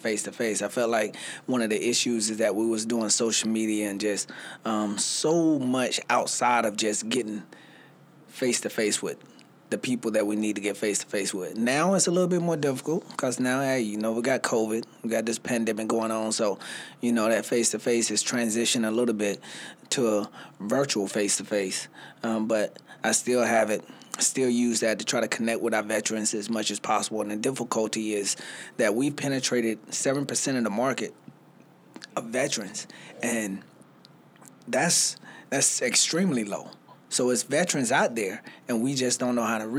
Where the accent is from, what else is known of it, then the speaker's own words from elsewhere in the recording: Spartanburg, South Carolina, United States; now in Greenville, United States; I'm originally from Spartanburg, South Carolina, so Sparkle City, you know. So I came to Greenville by way of Spartanburg